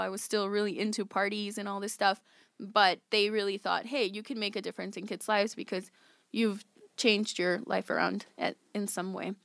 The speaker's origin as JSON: {"language": "English", "town": "West Chicago", "region": "Illinois", "country": "United States", "tie": "born or raised there", "said": "I grew up in West Chicago. I am twenty-eight years old"}